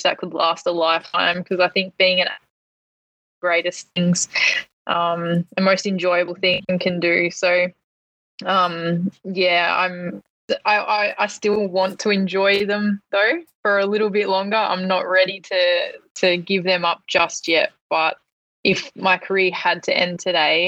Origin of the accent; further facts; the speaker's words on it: Hamilton, Victoria, Australia; moved away; back in my hometown, Hamilton